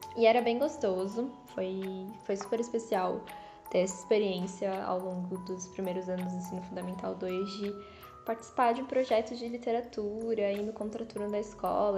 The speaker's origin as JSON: {"language": "Portuguese", "region": "São Paulo", "country": "Brazil", "said": "a minha relação com a cidade, assim, com São Paulo, estava muito circunscrita a Zona Leste, a minha quebrada"}